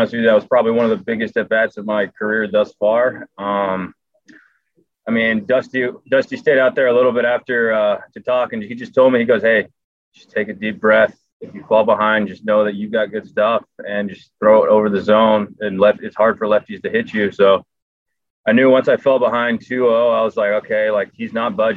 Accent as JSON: {"language": "English", "region": "Southern California", "country": "United States", "tie": "born or raised there", "said": "growing up in Southern California"}